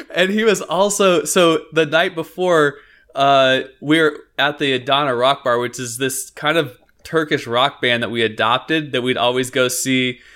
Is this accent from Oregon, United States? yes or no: yes; Northeast Oregon, United States; we grew up in Northeast Oregon